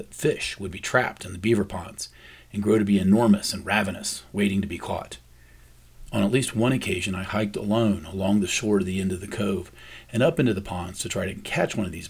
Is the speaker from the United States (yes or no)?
yes; the South, United States; I grew up in the South